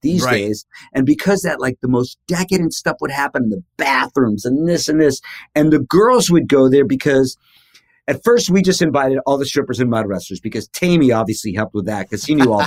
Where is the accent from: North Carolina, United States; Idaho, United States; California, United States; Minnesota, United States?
California, United States; Los Angeles; me being this dumb punk kid from Hollywood